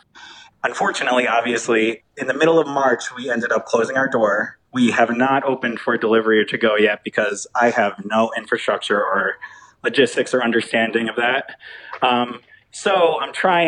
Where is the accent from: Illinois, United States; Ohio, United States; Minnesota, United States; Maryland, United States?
Ohio, United States; Cleveland; I am from Cleveland, Ohio